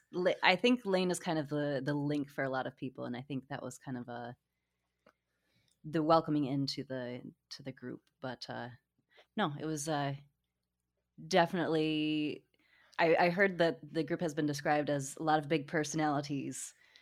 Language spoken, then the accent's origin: English; Portage, Michigan, United States; So Portage is definitely a suburb town. We didn't really, even though we were close to Kalamazoo, we didn't really go downtown.